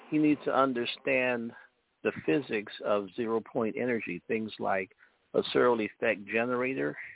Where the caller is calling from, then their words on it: Chicago, Illinois, United States; from Chicago.